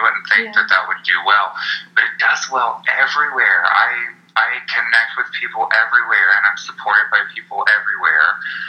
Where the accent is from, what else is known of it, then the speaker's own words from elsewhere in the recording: Charlotte, North Carolina, United States; now in Austin, United States; I am not from Austin originally. I've been in Austin for 4 years.